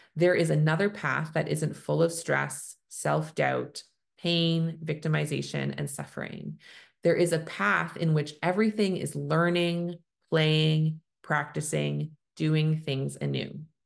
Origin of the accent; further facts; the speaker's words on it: Canada; I'm a Canadian family physician